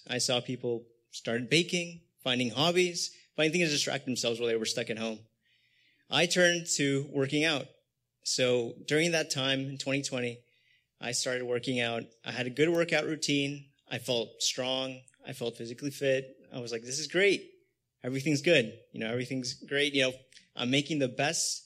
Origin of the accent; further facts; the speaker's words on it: Los Angeles, California, United States; also born or lived in Canoga Park; Born and raised here in the San Fernando Valley